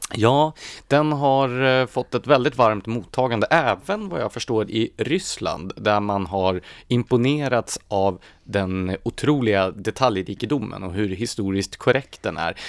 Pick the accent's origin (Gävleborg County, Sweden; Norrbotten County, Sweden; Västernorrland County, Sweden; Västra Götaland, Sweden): Gävleborg County, Sweden; Gävle; Jag är ju uppvuxen i Gävle